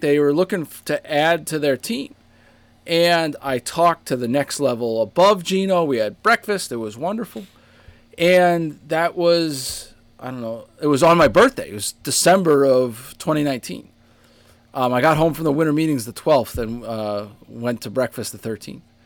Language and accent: English; Boston, Massachusetts, United States; now in Rhode Island, United States; in my hometown too